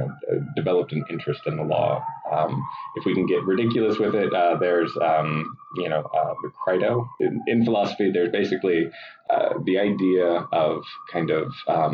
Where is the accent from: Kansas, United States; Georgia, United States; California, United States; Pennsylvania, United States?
Georgia, United States; Athens; moved away; I'm from Athens, Georgia.